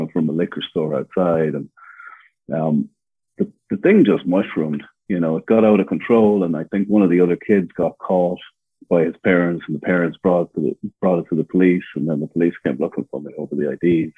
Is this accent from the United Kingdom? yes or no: no; Ireland; moved away as an adult; now in Los Angeles, United States; So yeah, I'm originally from Ireland, born and raised. I came to America when I was about 22, and I'm from the countryside in Ireland.